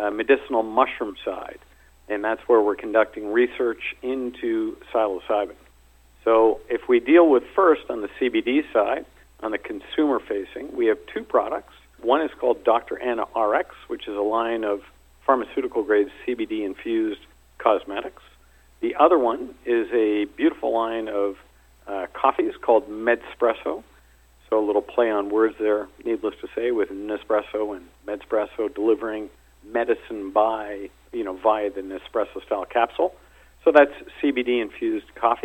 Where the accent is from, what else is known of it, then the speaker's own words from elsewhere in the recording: Toronto, Ontario, Canada; moved away as an adult; also born or lived in Cape Town / London; now in South Africa; I'm originally from Toronto, born there, went to school there